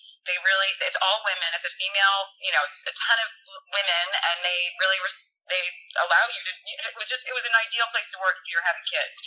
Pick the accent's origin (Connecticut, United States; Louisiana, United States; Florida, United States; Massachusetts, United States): Connecticut, United States; growing up in Connecticut, going to Nantucket, my parents live in Rhode Island